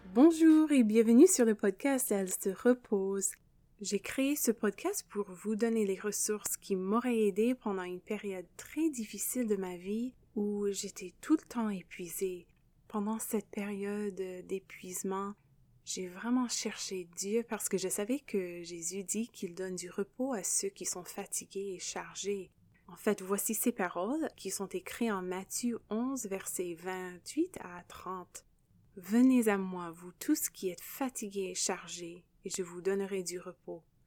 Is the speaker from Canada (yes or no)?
yes; Canada; accent: anglophone; first language English; French is a second language; also born or lived in Quebec / France; je suis canadienne et l'anglais, c'est ma langue maternelle. Vous pouvez probablement entendre euh, l'accent anglophone